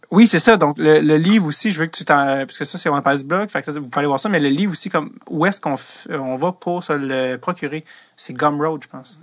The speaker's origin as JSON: {"language": "French", "region": "Quebec", "country": "Canada", "said": "je suis québécois"}